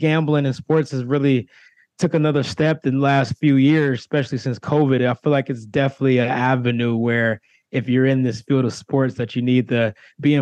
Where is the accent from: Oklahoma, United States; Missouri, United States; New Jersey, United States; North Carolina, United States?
Missouri, United States; Kansas City; moved away as an adult; now in Los Angeles, United States; I'm a kid from Kansas City